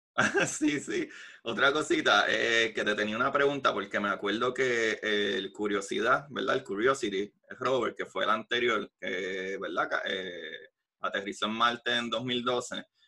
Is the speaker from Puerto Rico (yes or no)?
yes; Puerto Rico; yo como puertorriqueño